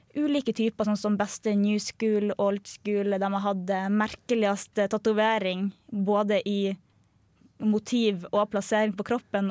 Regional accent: Harstad, Troms, Norway; moved away; min hjemby Harstad

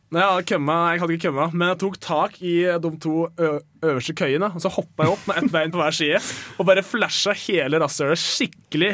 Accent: Toten, Innlandet, Norway; Jeg er fra Toten

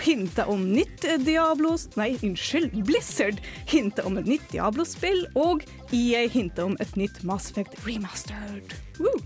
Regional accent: Northern Norway, Norway; moved away; Så jeg bare har vært hjemme oppe i nord, hjemplassen min

